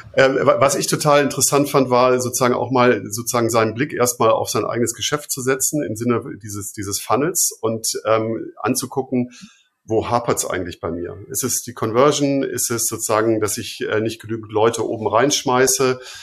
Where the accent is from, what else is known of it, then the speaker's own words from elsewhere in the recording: Fünfseenland, Ammersee area, Bavaria, Germany; ich komme ja so aus dem Fünfseenland, äh, sozusagen Ammersee, die Ecke